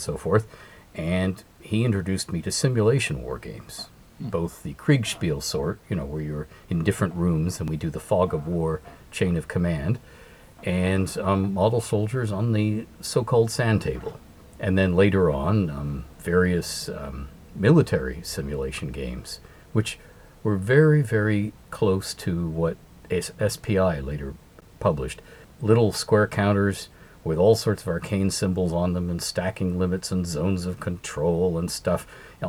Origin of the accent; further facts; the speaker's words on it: Ontario, Canada; I have always lived in Canada, in the province of Ontario